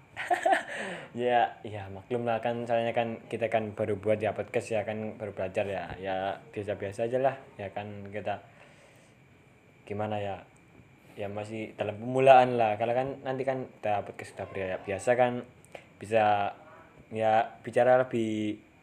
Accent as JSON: {"language": "Indonesian", "region": "Java", "country": "Indonesia", "said": "Kene kan wong Jawa ku yo usaha gawe ngomong Indonesia"}